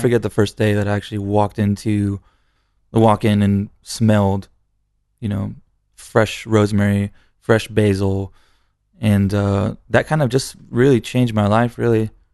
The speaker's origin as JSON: {"language": "English", "town": "San Antonio", "region": "Texas", "country": "United States", "tie": "born or raised there", "said": "I was born in San Antonio"}